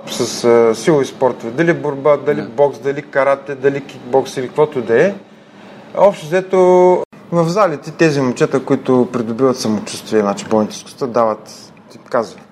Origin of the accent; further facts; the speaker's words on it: Ruse, Ruse Province, Bulgaria; Роден съм в Русе, израснал съм в семейство на учени